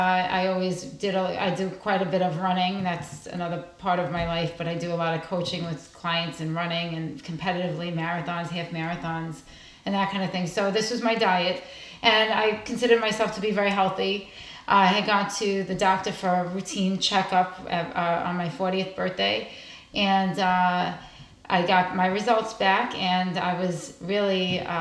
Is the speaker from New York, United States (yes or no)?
yes; New York, United States; moved away as an adult; now in New Jersey, United States; I'm originally from New York. I moved here about 10 years ago. So I'm New Jersey resident today